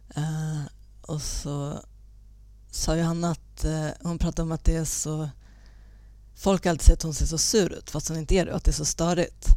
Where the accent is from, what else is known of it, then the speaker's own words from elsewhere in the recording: a small town 40 km north of Uppsala, Uppsala County, Sweden; moved away as an adult; also born or lived in Täby; now in Stockholm, Sweden; jag är född i Täby, men flyttade med min pappa till en liten ort fyra mil norr om Uppsala